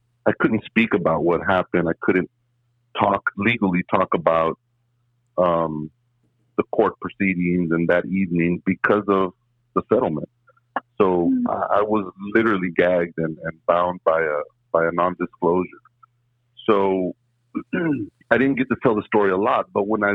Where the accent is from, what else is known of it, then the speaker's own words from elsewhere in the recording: La Joya, Texas, United States; also born or lived in McAllen, Texas; I was born and raised in La Jolla, Texas, and I reside in McAllen now.